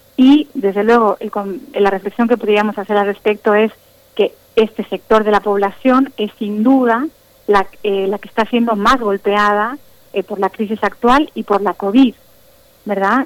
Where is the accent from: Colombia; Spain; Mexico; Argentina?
Mexico; como la nuestra, como la mexicana